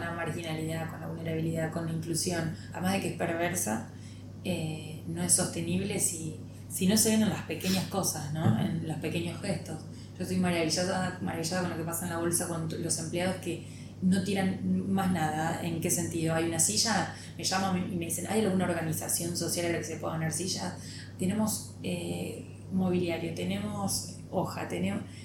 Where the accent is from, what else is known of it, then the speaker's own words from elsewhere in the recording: Pujato, Santa Fe, Argentina; moved away as an adult; now in Rosario, Argentina; nací acá básicamente, pero digo, en un sanatorio de la ciudad, pero soy de Pujato, que es un pueblo que está muy cerca de Rosario